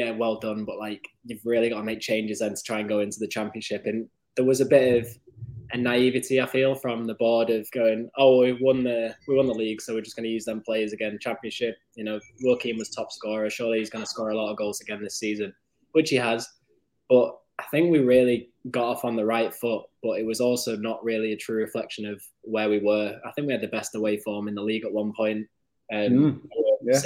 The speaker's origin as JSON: {"language": "English", "town": "Wigan", "region": "North West England", "country": "United Kingdom", "tie": "born or raised there", "said": "I was born actually in Wigan. I was born in a little place called Billund, which is like the borough of Wigan."}